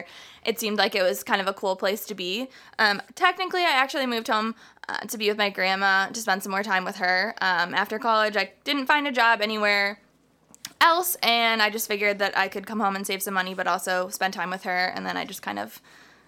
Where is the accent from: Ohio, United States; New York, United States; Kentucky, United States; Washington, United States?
Ohio, United States; Avon Lake; also born or lived in Florida; I grew up in Avon Lake